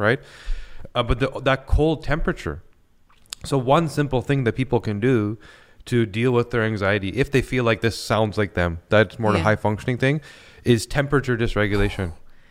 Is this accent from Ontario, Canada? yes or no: no; Vancouver, British Columbia, Canada; So I grew up in BC in Vancouver, mm-hmm, and I love skiing.